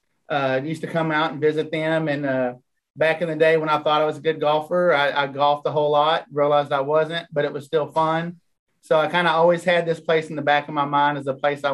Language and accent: English; Fort Worth, Texas, United States; moved away as an adult; now in Hot Springs Village, United States; Fort Worth, Texas. Whole life until I moved here